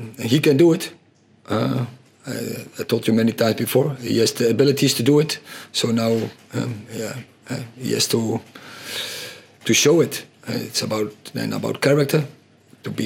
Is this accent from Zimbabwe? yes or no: no; Netherlands; English is a second language; moved away as an adult; now in United Kingdom; coming from a Dutch school